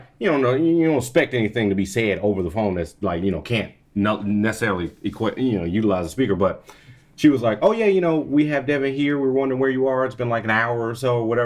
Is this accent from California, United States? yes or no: no; Texas, United States; I'm a nigga from Texas